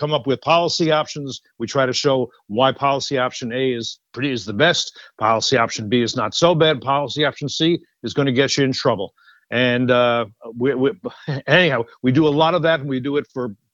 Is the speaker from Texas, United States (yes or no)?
no; New York, United States; moved away; also born or lived in Colorado; I grew up in New York